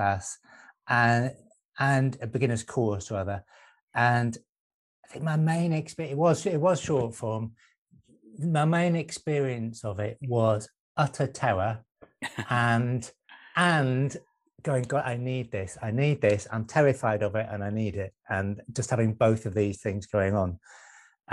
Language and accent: English; Manchester, North West England, United Kingdom; moved away; also born or lived in Brighton; I'm actually originally from Manchester as well